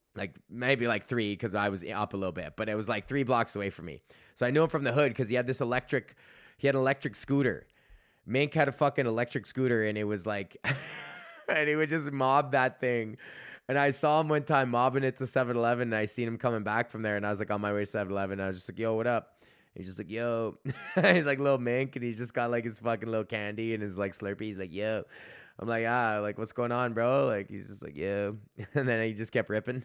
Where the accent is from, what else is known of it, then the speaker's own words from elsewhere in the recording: Canada; being Canadian